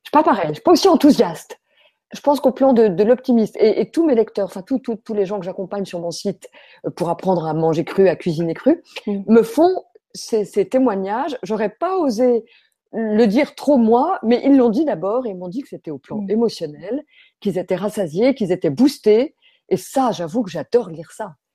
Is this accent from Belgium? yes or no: no; France; quand on est français